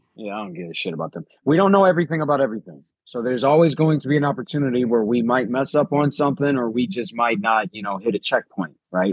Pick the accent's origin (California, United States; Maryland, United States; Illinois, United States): Illinois, United States; Chicago; I'm from Chicago.